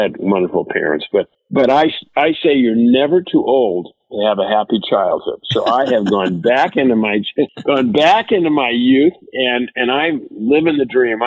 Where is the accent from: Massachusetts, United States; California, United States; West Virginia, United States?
California, United States; Los Angeles; born and raised in Southern California, went to Los Angeles High School right in the center of LA.